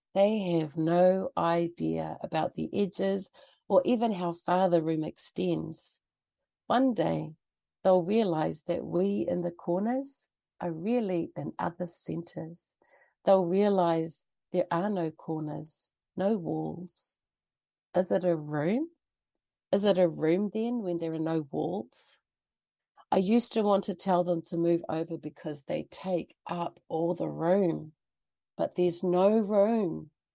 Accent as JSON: {"language": "English", "region": "Auckland", "country": "New Zealand", "tie": "born or raised there", "moved": "as an adult", "lives_now": "Canada", "said": "I grew up mostly in Auckland"}